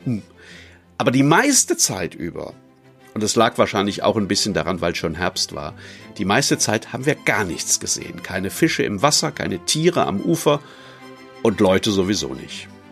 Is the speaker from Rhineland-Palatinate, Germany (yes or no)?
yes; Neuwied, Rhineland-Palatinate, Germany; Ich komme wie unser Prinz aus Neuwied